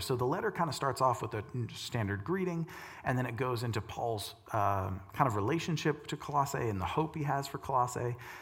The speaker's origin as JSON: {"language": "English", "country": "United States", "said": "my Christian American worldview"}